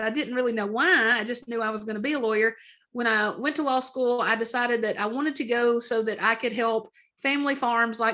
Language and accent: English; Middle Tennessee, United States; also born or lived in Idaho; I was born in Idaho, technically, to two parents from Middle Tennessee. And then at a young age, we moved back to Middle Tennessee to be close to family